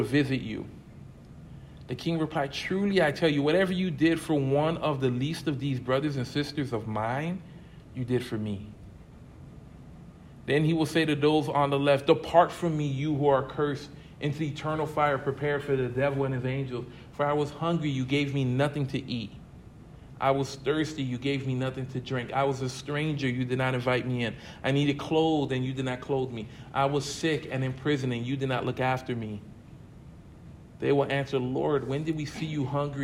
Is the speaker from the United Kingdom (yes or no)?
no; United States; growing up in the States